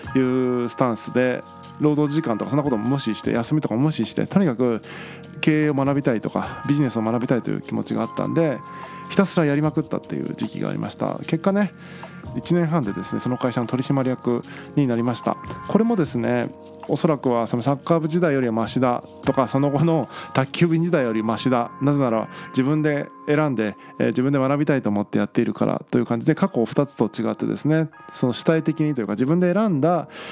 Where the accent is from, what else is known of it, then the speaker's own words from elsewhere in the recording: Tagawa, Fukuoka, Japan; moved away; 僕田川というね町出身なんですけども田舎町を出て福岡市内に引っ越してきた